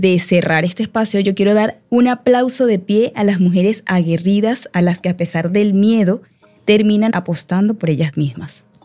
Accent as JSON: {"language": "Spanish", "country": "Venezuela", "said": "aquí en nuestro país"}